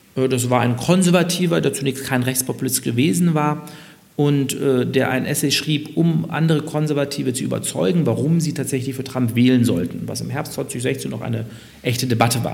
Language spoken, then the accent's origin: German; Munich, Bavaria, Germany; moved away; als geborener Münchner